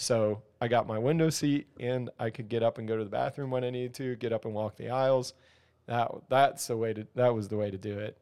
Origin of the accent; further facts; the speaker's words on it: near Philadelphia, Pennsylvania, United States; now in Ohio, United States; I grew up near there, but I live in Ohio now.